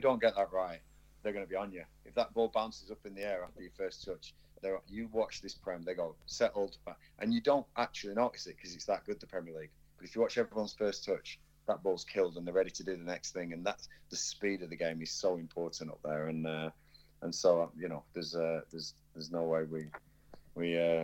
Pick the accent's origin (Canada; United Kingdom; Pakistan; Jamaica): United Kingdom; Blackburn, North West England; moved away; also born or lived in Berkshire; I'm from Blackburn, right? I was born in Blackburn, and I'm from Blackburn. And I was so proud to be from the Northwest